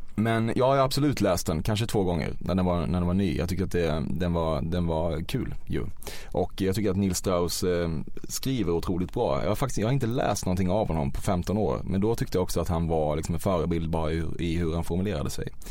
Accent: Väckelsång, Kronoberg County, Sweden; moved away; jag är ju inte från Växjö utan från ett samhälle utanför som heter Väckelsång

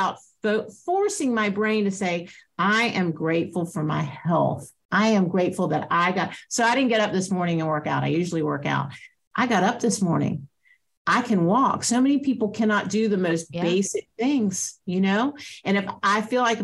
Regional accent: Atlanta, Georgia, United States; I grew up in Atlanta

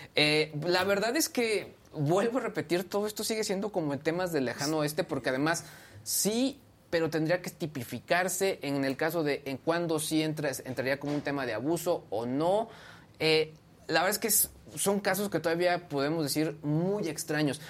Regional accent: San Luis de la Paz, Guanajuato, Mexico; moved away; la, calle donde yo crecí en, mi infancia

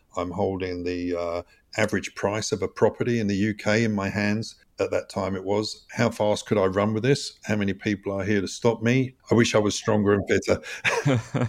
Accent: United Kingdom; moved away as an adult; also born or lived in Switzerland; I grew up in the U K, spent seventeen years abroad

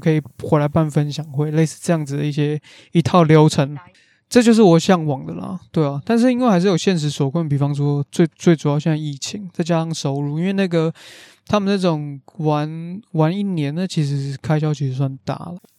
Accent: Taiwan; 我们台湾人、亚洲人

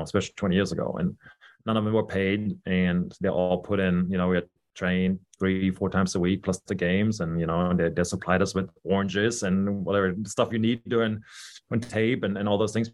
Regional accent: Düsseldorf, North Rhine-Westphalia, Germany; moved away; I was born and raised in Germany, in Düsseldorf

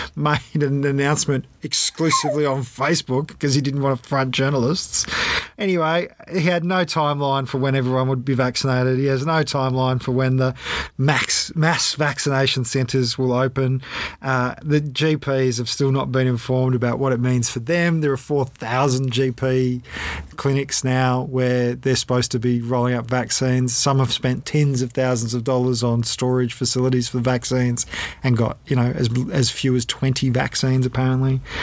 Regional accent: Australia; we, as the Australian public

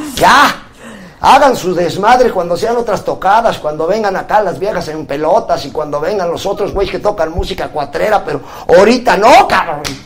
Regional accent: Puebla, Mexico; Yo soy de allá de la República de los Camotes y los Borrachitos

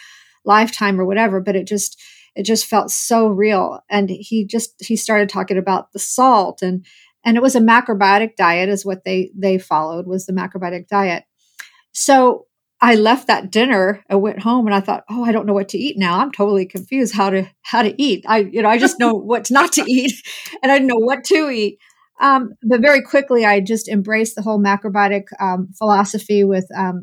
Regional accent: Muncie, Indiana, United States; I was born and raised in Muncie, Indiana

